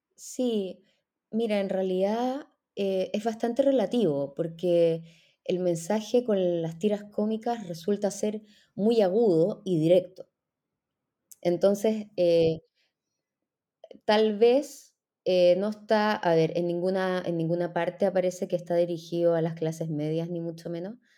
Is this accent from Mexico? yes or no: no; Chile; moved away as an adult; also born or lived in Israel; soy chilena, eh, soy historiadora, eh, hice mi, primer título en Chile y después la maestría y el doctorado